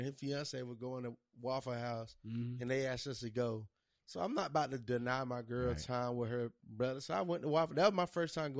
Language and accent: English; Georgia, United States; I'm from Georgia.